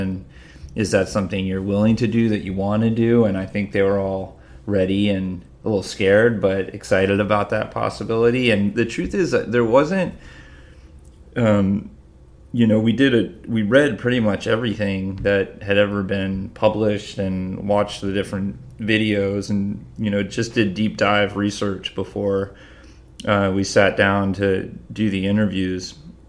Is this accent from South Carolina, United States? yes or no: no; Massachusetts, United States; born or raised there